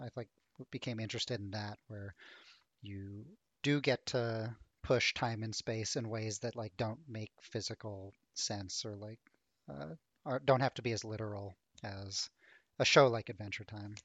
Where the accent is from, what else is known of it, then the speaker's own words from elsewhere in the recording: Ottawa, Ontario, Canada; now in Toronto, Canada; I grew up in Ottawa